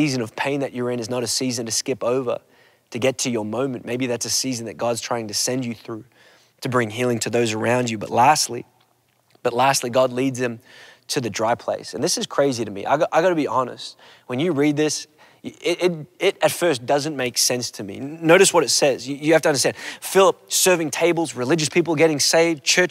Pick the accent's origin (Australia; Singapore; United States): Australia; Growing up in Australia, my family, we would do these road trips